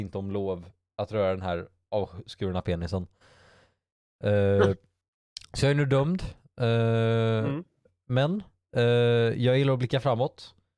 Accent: Bohuslän, Västra Götaland, Sweden; vi är bohuslänningar

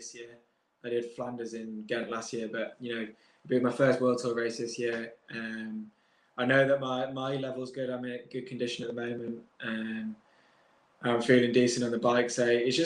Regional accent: United Kingdom; as a British rider

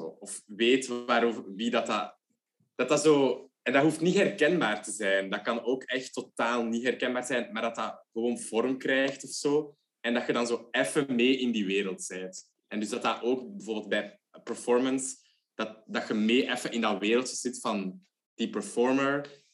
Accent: Leuven, Flanders, Belgium; ik ben ook van Leuven

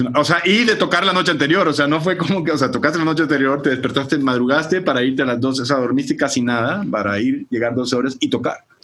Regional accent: Barranquilla, Atlántico, Colombia; also born or lived in San Francisco, California; now in Mexico; yo como crecido en Barranquilla, Colombia

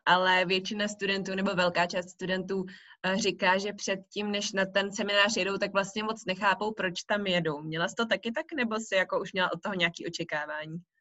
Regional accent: Czechia; also born or lived in Belgium; zpátky domů, to znamená do České republiky

